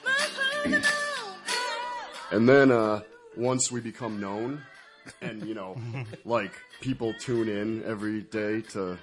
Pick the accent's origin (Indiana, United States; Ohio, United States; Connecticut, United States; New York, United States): Connecticut, United States; Meriden; also born or lived in Philadelphia, Pennsylvania / Southington; I was born in Meriden.